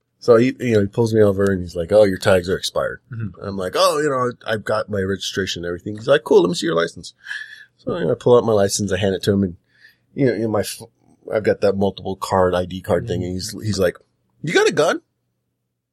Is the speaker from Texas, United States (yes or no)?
no; California, United States; also born or lived in San Diego, California; I'm from California